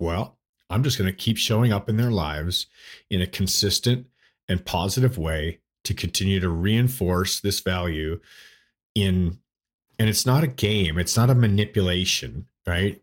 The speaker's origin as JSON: {"language": "English", "town": "Toronto", "region": "Ontario", "country": "Canada", "tie": "born or raised there", "moved": "as an adult", "lives_now": "United States", "said": "I grew up in, uh, Toronto, Ontario. uh, Canada. So I was born there in Toronto, and I lived the first twenty-three years of my life in Toronto"}